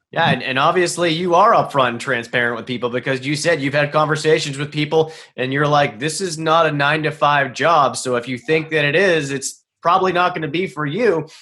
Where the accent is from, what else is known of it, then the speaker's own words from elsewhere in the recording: Boston, Massachusetts, United States; I'm from Boston